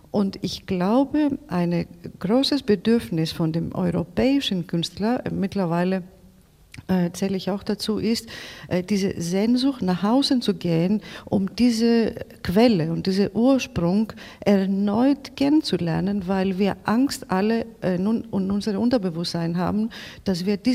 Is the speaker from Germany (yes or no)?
no; Greece; German is a second language; diese alle Erzählungen gelten für mich als Griechin aus Griechenland nach Deutschland.